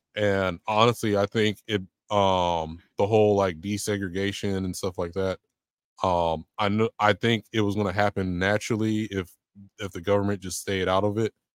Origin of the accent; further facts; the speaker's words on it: San Diego, California, United States; moved away as an adult; now in Georgia, United States; born and raised in San Diego